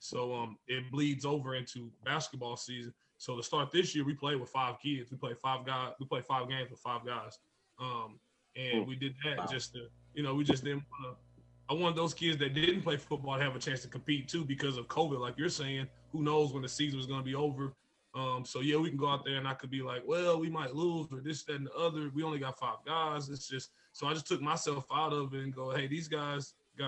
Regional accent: Crossett, Arkansas, United States; born or raised there; also born or lived in Bryant, Arkansas

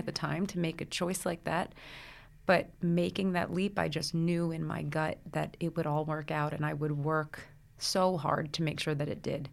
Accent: Brooklyn, New Jersey, United States; I grew up in the Brooklyn, New Jersey area. So I was born in Brooklyn. I went to school in New Jersey

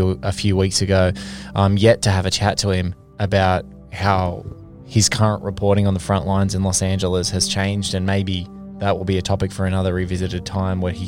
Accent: Australia; this lucky country that I feel guilty for continually saying that I'm lucky that I live

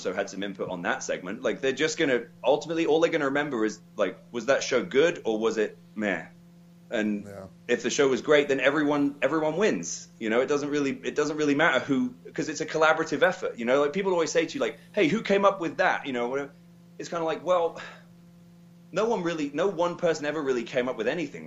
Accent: King's Lynn, East of England, United Kingdom; Kings Lynn, which is my hometown

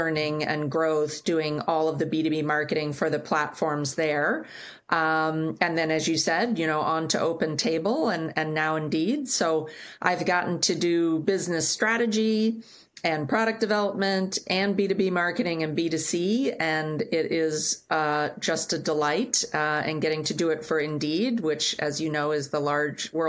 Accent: Kansas, United States; moved away; also born or lived in Japan; I was raised in Kansas in the middle of the States

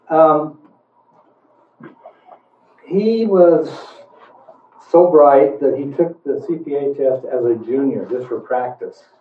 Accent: Boise, Idaho, United States; It was Borah High, by the way. You can't can't tell me I was from Boise High.

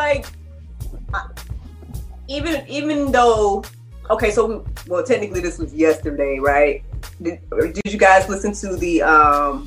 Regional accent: United States; as an American

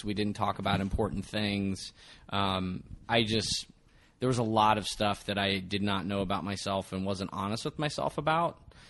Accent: Westminster, Maryland, United States; born or raised there; moved away as an adult; also born or lived in Baltimore, Maryland / Glen Burnie, Maryland / San Diego, California

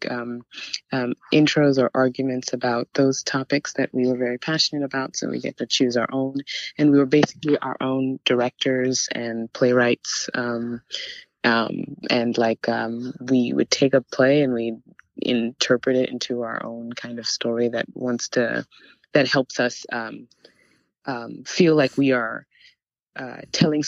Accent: Houston, Texas, United States; I always consider myself a Nigerian American. I was raised in Houston, Texas, so that's home for me as well

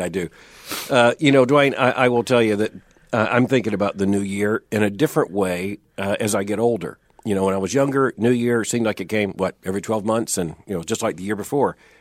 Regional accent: Florida, United States; I grew up in Florida where worms is what we had.

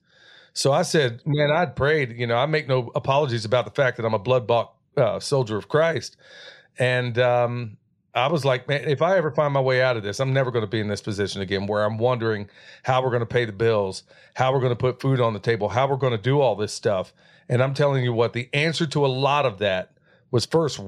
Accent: Oklahoma, United States; moved away; where I grew up in Oklahoma

